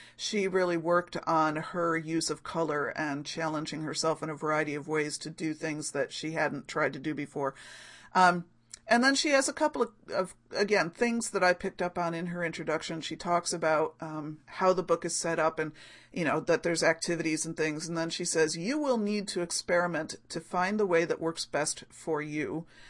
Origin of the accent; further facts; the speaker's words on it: Rochester, United States; here in my hometown, well, in my larger hometown, larger neighborhood of Rochester.